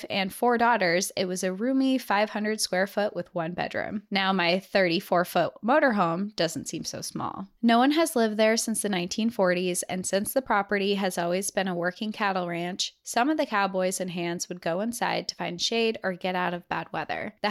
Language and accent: English; Austin, Texas, United States; I'm your typical, overly prideful, lanky Texan who always wears a cowboy hat and boots. I'm from Austin, Texas